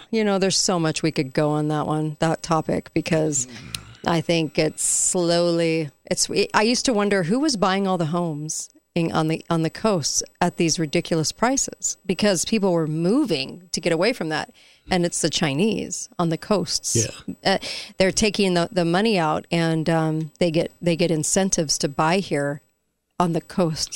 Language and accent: English; near Garden Grove, California, United States; I grew up near Garden Grove